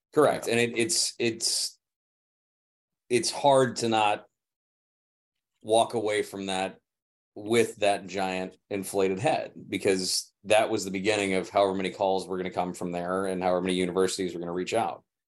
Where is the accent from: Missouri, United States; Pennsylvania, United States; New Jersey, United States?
Missouri, United States; St. Louis; moved away as an adult; also born or lived in Tampa, Florida; now in California, United States; St. Louis, yeah, I was born in Tampa, moved to St. Louis when I was five. So pretty much my home.